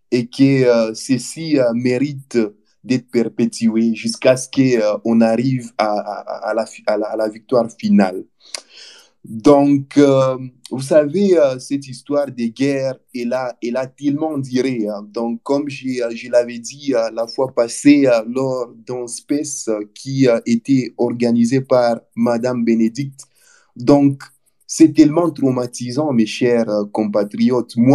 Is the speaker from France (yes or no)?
no; DR Congo; On a compté euh, beaucoup des milliers de morts chez nous en RDC.